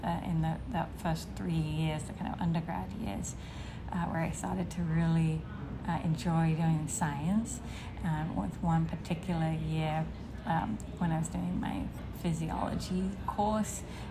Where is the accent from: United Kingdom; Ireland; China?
United Kingdom; London; moved away as an adult; also born or lived in Cambridge, England / Oxford, England; now in Boston, United States; I am from England originally. I was born in London